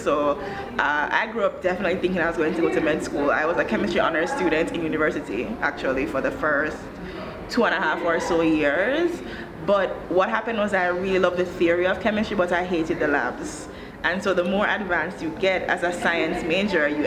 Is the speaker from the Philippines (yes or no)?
no; Jamaica; moved away as an adult; also born or lived in United States / New York / Ghana; now in Rwanda; I was born and raised in Jamaica